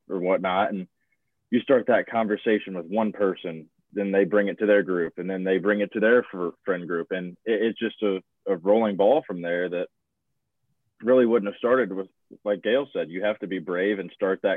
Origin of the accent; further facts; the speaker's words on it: Morgantown, West Virginia, United States; moved away as an adult; I'm from Morgantown, West Virginia. So I'm about 3 hours away from home.